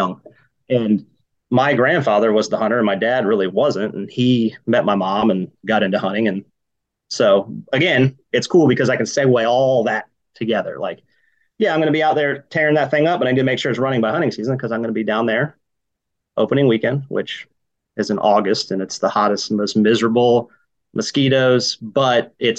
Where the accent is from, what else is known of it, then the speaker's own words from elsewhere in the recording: Georgia, United States; I grew up hunting in Georgia mainly, that place down south